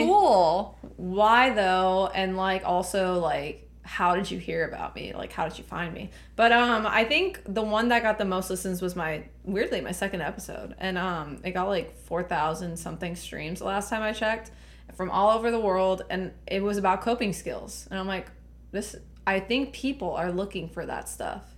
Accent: Laredo, Texas, United States; I was born and raised in Laredo

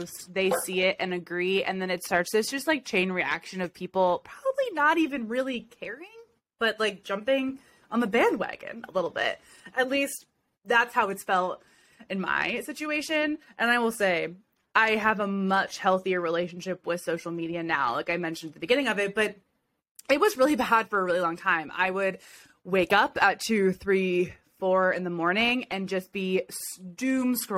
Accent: Ohio, United States; I'm from Ohio

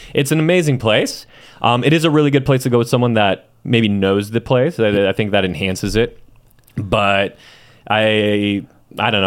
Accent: Chula Vista, California, United States; also born or lived in Mexico City, Mexico; I was only there for, um, three years, and then I was raised in Chula Vista

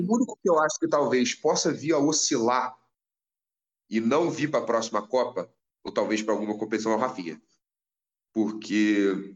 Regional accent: Brazil; eu sou brasileiro

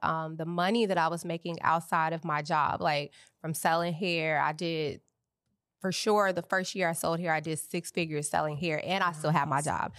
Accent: Chicago, Illinois, United States; moved away as an adult; also born or lived in Atlanta; now in Los Angeles, United States; I rep Chicago. I'm from Chicago. I'm a business owner in Chicago. Yes. I'm licensed in Illinois. So I like to keep everything still stationed in my hometown. One, because my family still lives there, and a lot of my support system period is just in Chicago.

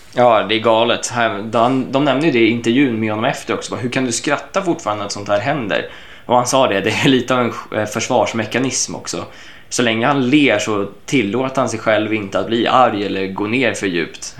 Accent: Sweden; hemma i Sverige

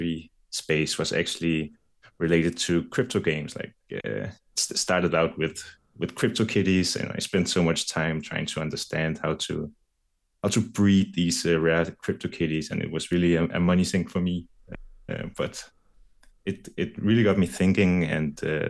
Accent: Denmark; I'm from Denmark.

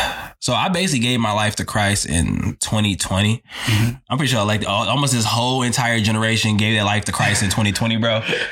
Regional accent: Chicago, Illinois, United States; I'm originally from Chicago, Illinois. Shout out Chi-Town, man.

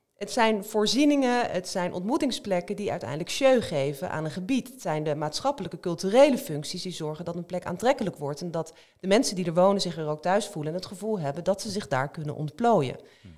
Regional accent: Rotterdam, South Holland, Netherlands; ik kom uit Rotterdam

